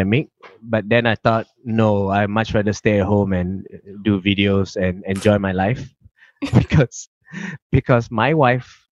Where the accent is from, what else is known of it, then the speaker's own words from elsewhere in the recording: Malaysia; now in Melbourne, Australia; we are very passionate about our Malaysian cuisine